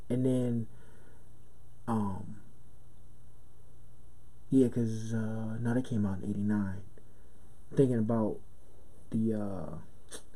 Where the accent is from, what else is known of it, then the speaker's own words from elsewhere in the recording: Brooklyn, New York, United States; growing up in Brooklyn in a house with no heat and you know your father's gone and your mother's working three jobs